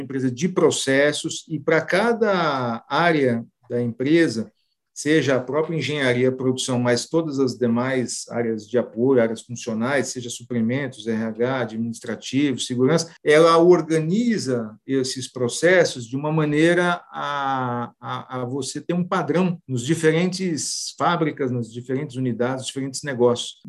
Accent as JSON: {"language": "Portuguese", "region": "São Paulo", "country": "Brazil", "tie": "born or raised there", "said": "nasci em São Paulo"}